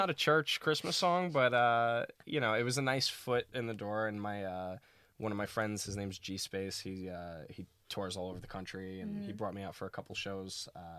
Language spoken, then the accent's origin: English; New York City, New York, United States; Brooklyn baby